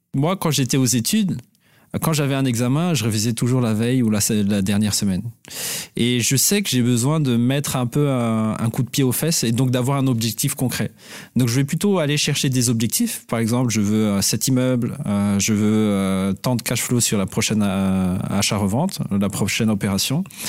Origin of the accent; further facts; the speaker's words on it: Madagascar; moved away; Donc moi je suis d'origine malgache. Donc j'ai grandi à Madagascar